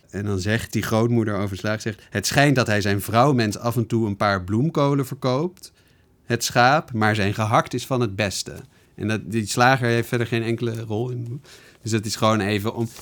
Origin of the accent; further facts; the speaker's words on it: Netherlands; wij als Nederlanders